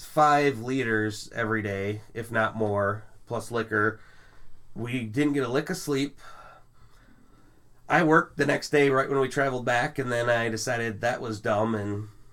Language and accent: English; Michigan, United States; I'm from Michigan